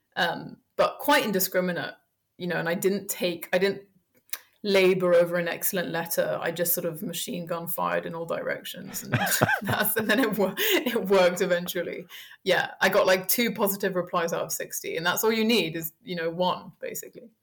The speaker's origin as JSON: {"language": "English", "town": "Paris", "region": "Île-de-France", "country": "France", "tie": "born or raised there", "also_born_or_lived": "United States / Colombia / Belgium / Germany", "moved": "yes", "lives_now": "London, United Kingdom"}